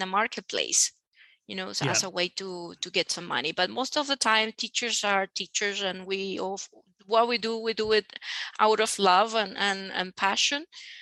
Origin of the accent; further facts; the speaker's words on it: Venezuela; I'm from Venezuela